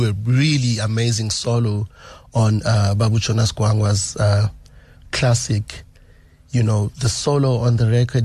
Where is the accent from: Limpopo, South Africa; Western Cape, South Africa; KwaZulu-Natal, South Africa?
KwaZulu-Natal, South Africa; Durban; also born or lived in Nongoma, KwaZulu-Natal; I grew up in Umlazi Township, so I was exposed to a lot of musics